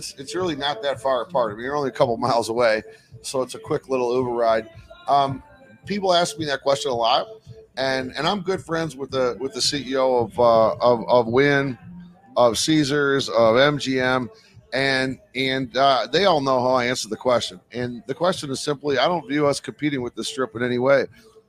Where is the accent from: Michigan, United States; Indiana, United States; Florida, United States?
Michigan, United States; Detroit; moved away as an adult; also born or lived in Ann Arbor, Michigan / Birmingham, Michigan; now in Las Vegas, United States; Growing up in Detroit